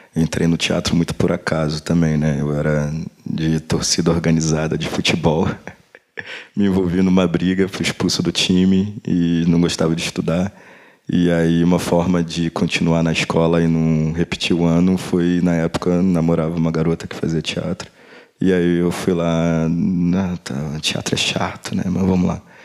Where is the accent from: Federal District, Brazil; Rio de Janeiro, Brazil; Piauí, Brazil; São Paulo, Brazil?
Rio de Janeiro, Brazil; eu sou do Rio